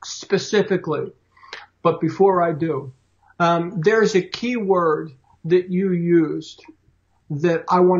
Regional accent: Philadelphia, Pennsylvania, United States; I was born and raised in Philly

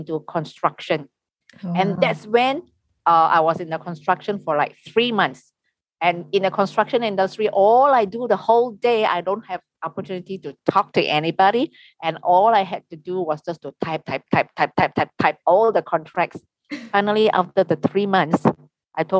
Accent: Malaysia; I'm from Malaysia. I am a local Malaysian tour guide

